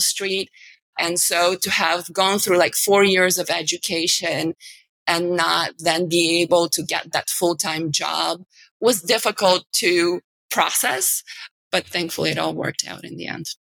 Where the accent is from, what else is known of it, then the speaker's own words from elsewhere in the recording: Bulgaria; moved away as an adult; also born or lived in New York; now in New York City, United States; I'm from Eastern Europe